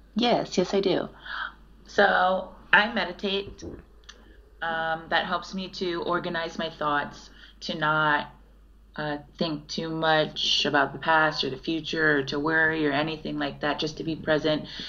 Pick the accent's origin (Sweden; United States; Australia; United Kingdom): United States; Chicago, Illinois; I was from Chicago